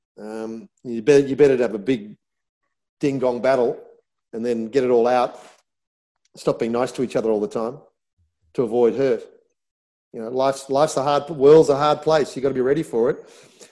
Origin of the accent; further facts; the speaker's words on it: Australia; growing up in Australia, Anglo-Saxon background, white skin